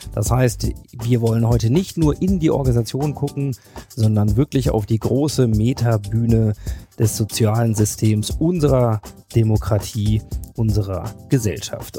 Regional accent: Hanover, Lower Saxony, Germany; in meiner Heimatstadt Hannover

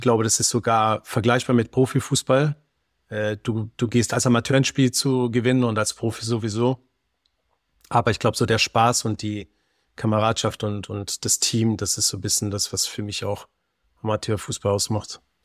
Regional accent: Baden-Württemberg, Germany; also born or lived in Berlin; bei uns halt jetzt Baden-Württemberg

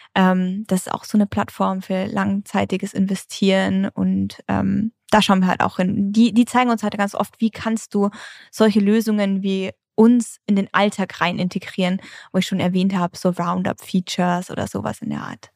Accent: Germany

